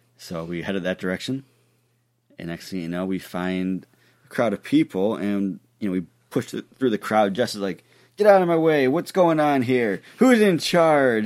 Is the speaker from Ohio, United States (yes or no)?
yes; Ohio, United States; I'm from Ohio